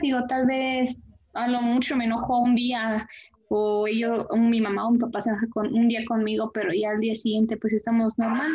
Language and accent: Spanish; Querétaro, Mexico; De aquí de la, del estado y municipio de Querétaro